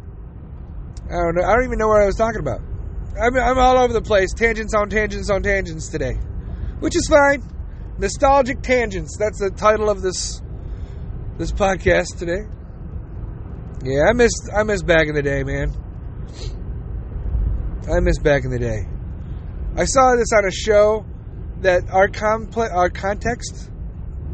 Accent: United States; I'm American. I'm also Jewish

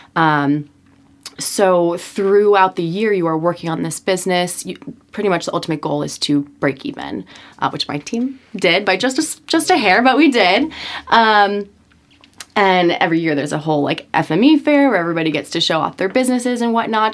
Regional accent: Norwalk, Connecticut, United States; I am from Norwalk, Connecticut, uh, born in a middle class family.

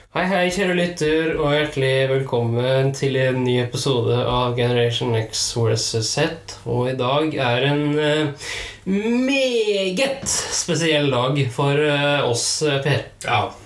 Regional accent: Trøndelag, Norway; jeg er fra Trøndelag

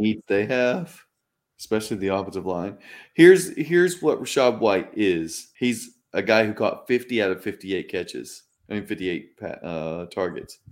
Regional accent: Mississippi, United States; my home state here of Mississippi

